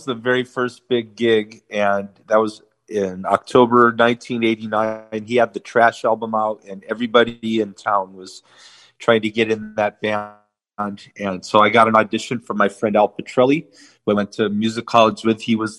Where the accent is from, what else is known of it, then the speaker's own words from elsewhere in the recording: Armenia; And then we're also going to be playing a festival in Armenia, my home country, in September.